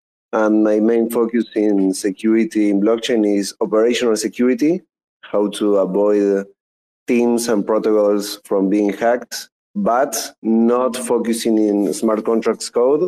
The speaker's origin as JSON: {"language": "English", "country": "Argentina", "said": "I'm from Argentina."}